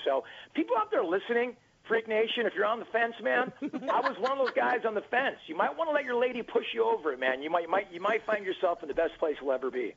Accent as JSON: {"language": "English", "area": "Orange County", "region": "California", "country": "United States", "said": "I'm from Orange County, California, where that's home of the, uh, of the Angels"}